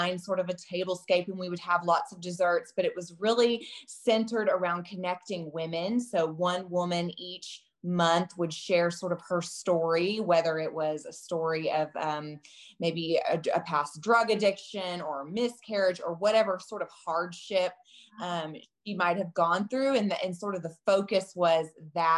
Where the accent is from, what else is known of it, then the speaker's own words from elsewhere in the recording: Texas, United States; moved away; I'm from Texas originally.